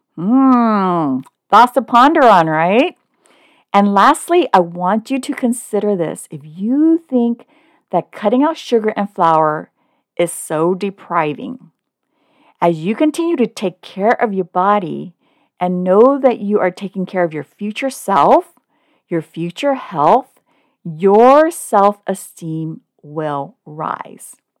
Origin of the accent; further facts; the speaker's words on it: Oakland, California, United States; moved away as an adult; also born or lived in Hong Kong; now in Southern California, United States; although I was born in Hong Kong, my family immigrated to Oakland, California when I was one. So I consider Oakland my hometown